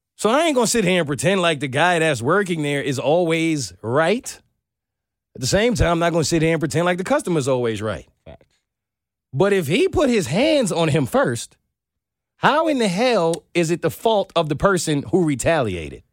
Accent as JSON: {"language": "English", "region": "New York", "country": "United States", "said": "I'm a New Yorker"}